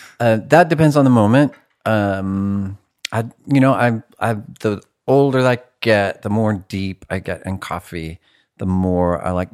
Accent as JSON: {"language": "English", "region": "California", "country": "United States", "tie": "born or raised there", "said": "I was raised in Humboldt County by, I don't know, absent, neglectful parents, ish. It was a very rural place. Humboldt County is like a red state and a blue state, Oklahoma by the sea."}